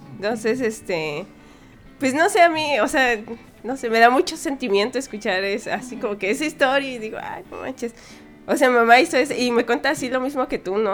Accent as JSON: {"language": "Spanish", "country": "Mexico", "said": "como mexicana tal vez sí, siempre he podido viajar libremente por México"}